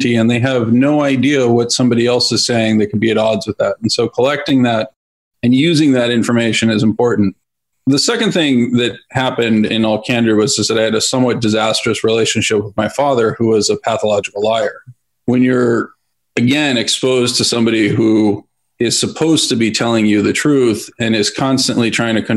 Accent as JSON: {"language": "English", "area": "outside San Francisco", "region": "Northern California", "country": "United States", "tie": "born or raised there", "said": "I grew up in Northern California on a small farm outside of San Francisco"}